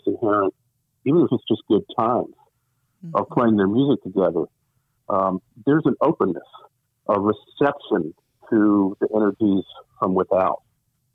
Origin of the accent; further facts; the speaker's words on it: Richmond, Virginia, United States; moved away; I grew up in Richmond, Virginia